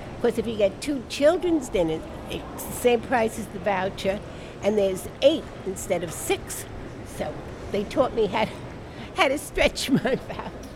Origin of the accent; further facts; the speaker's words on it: New York City, New York, United States; also born or lived in Brooklyn, New York / Washington Heights, Manhattan; I was born in Brooklyn lived in the Bronx till I got married